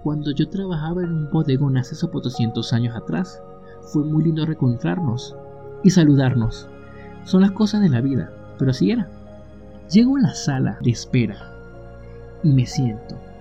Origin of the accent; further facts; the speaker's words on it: Barquisimeto, Lara, Venezuela; moved away as an adult; mi ciudad natal Barquisimeto